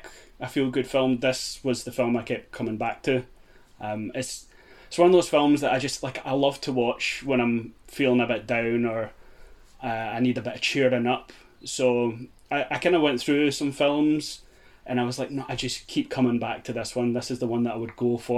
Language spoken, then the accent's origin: English; Cumbernauld, Scotland, United Kingdom; I'm from Cumbernauld